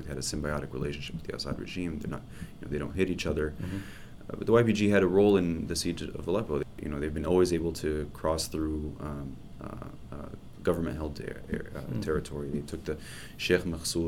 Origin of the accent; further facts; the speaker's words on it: United States; we as an American